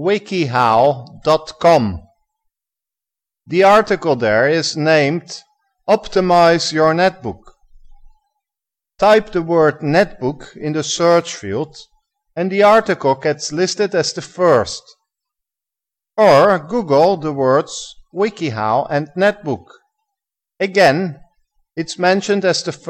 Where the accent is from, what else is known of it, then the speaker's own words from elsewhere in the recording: Netherlands; now in Egypt; I am originally from Holland